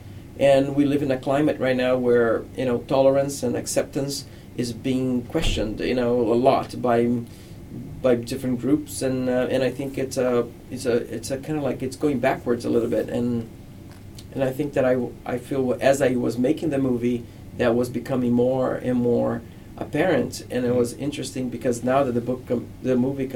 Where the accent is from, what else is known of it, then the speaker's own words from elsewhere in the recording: Rio de Janeiro, Brazil; moved away as an adult; now in United States; I grew up in Brazil